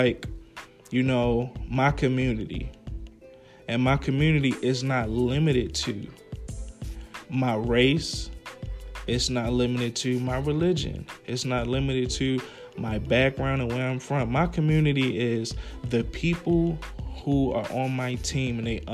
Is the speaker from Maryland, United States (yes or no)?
yes; Baltimore, Maryland, United States; moved away as an adult; now in Atlanta, United States; I'm from Baltimore, originally from Baltimore, Maryland. Emerson Village, West Side.